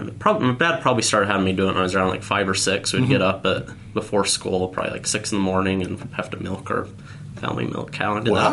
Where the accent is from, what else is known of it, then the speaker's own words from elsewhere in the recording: Duchesne, Utah, United States; Duchesne, Utah.